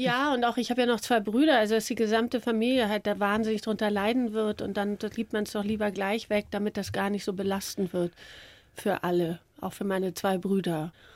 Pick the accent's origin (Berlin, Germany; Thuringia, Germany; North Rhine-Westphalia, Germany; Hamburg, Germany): Hamburg, Germany; ich bin ja Hamburgerin, Norddeutsche